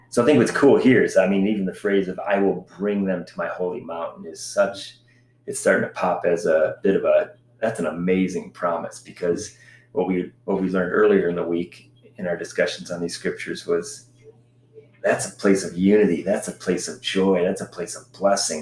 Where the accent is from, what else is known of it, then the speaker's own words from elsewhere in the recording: United States; moved away as an adult; being an American